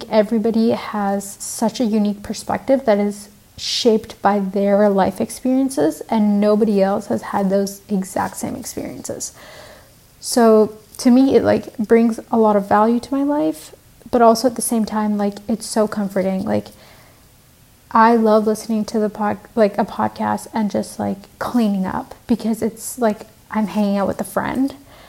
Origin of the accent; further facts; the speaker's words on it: Vancouver, British Columbia, Canada; also born or lived in Sri Lanka / Colombo; now in Montreal, Canada; I actually am originally from Sri Lanka. So I was born in Sri Lanka and then I grew up in Vancouver. So I'm half Canadian, half Sri Lankan.